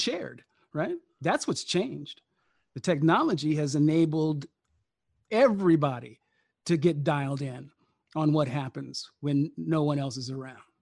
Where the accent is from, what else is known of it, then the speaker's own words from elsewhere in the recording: Sacramento, California, United States; I grew up in Sacramento